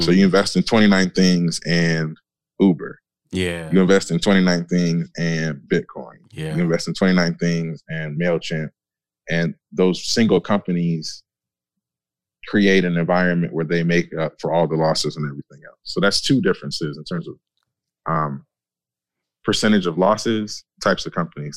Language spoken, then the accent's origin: English; Michigan, United States; I grew up in Michigan, industrial area